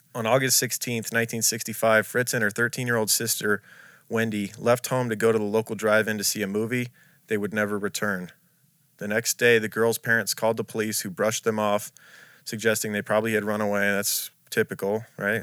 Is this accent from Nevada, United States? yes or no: yes; Las Vegas, Nevada, United States; moved away; growing up in Vegas